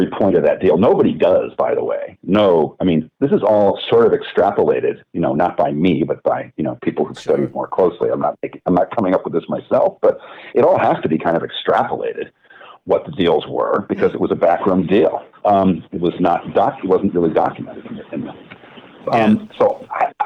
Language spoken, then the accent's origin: English; New York, United States; also born or lived in Virginia; I was born in Virginia, actually, but I grew up in New York